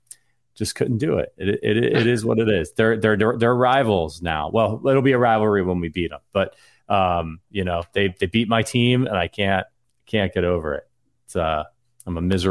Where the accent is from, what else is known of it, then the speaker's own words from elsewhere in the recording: Northeast Ohio, United States; moved away; I'm from Ohio. Cincinnati's very far away from, I'm from Northeast Ohio